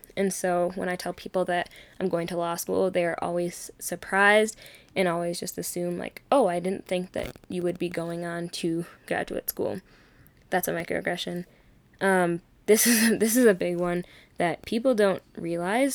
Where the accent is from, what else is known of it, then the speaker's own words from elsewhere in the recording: Minnesota, United States; also born or lived in Arkansas; I was born in Arkansas, but I've literally grown up in Minnesota